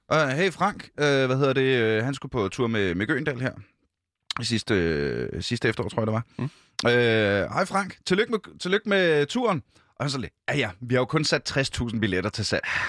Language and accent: Danish; Ølstykke, Capital Region of Denmark, Denmark; also born or lived in Gribskov; now in Copenhagen, Denmark; jeg er jo, øh, født i Gribskov. Gribskov? Øh, hvad hedder det? Øh, og så, øh, derefter Ølstykke